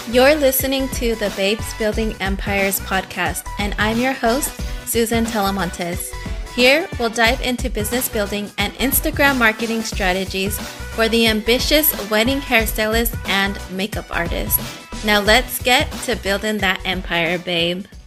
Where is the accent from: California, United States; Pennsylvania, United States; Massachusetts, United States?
California, United States; San Jose; I was born and raised in San Jose, California.